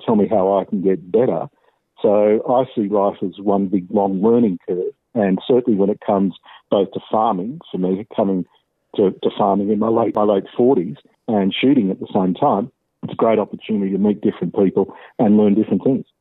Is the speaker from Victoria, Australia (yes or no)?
no; Wollongong, New South Wales, Australia; also born or lived in Sydney; I was born in Sydney in 1962, and I was adopted at birth. I grew up in Wollongong.